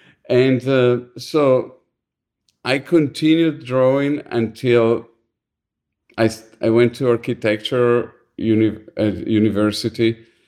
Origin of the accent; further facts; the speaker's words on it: Milan, Lombardy, Italy; English is a second language; now in United States; I'm from Milan, and my high school was like what they call a vocational high school, was an art school.